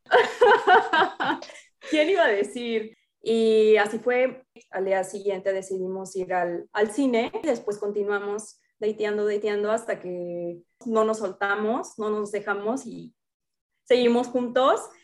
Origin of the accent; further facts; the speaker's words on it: Altamira, Tamaulipas, Mexico; moved away as an adult; also born or lived in Michoacán; now in Dubai, United Arab Emirates; vengo de una ciudad muy pequeña, de un pueblito en, el norte de México, soy de Altamira, Tamaulipas, pero actualmente me encuentro trabajando y viviendo en Dubái